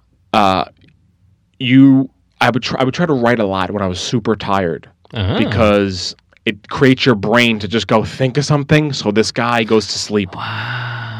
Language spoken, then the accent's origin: English; Long Island, New York, United States; I'm from Long Island